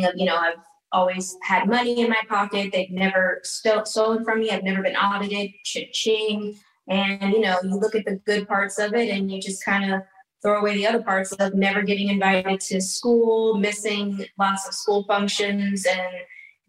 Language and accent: English; Los Angeles, California, United States; I grew up in Hancock Park